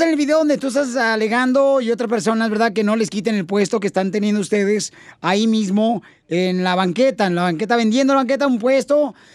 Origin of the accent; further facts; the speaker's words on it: Guadalajara, Jalisco, Mexico; now in Los Angeles, United States; nosotros somos de Guadalajara, Jalisco, jefe.